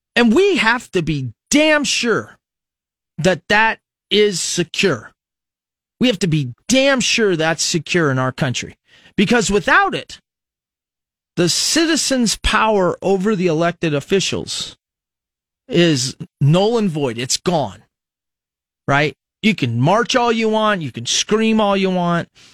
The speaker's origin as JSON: {"language": "English", "country": "United States", "said": "As an American"}